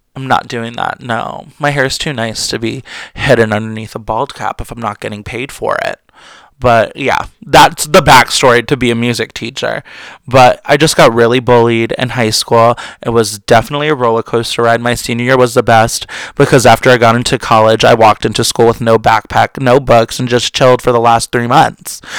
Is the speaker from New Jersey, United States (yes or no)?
yes; New Jersey, United States; I'm really from Jersey. Because, you know, a lot of us do have pretty bad potty mouths